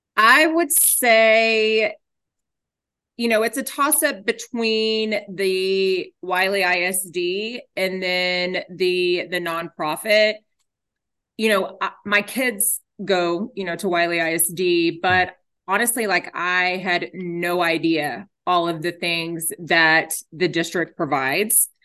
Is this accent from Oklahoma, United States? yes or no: no; Garland, Texas, United States; grew up in Garland.